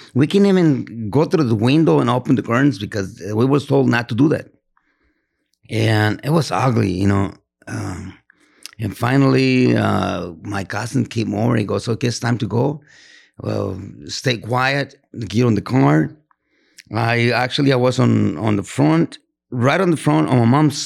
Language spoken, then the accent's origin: English; Teocaltitán de Guadalupe, Jalisco, Mexico; moved away; the name of that town is Teocaltitan de Guadalupe, Jalisco